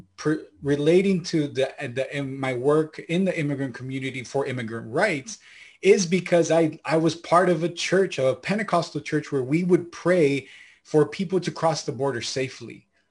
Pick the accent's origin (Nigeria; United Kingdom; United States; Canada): United States; Santa Ana, California; also born or lived in Lima, Peru; I was born in Lima, Peru, uh, my parents and were there, and then we immigrated up here towards, uh, California when I was a baby